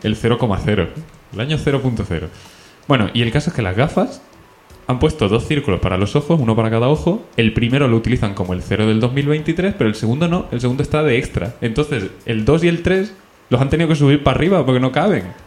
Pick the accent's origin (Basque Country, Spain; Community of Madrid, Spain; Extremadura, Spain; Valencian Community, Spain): Extremadura, Spain; Badajoz; soy de Badajoz